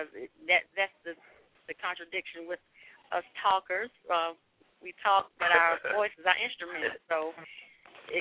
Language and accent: English; Windsor, North Carolina, United States; moved away; I'm originally from North Carolina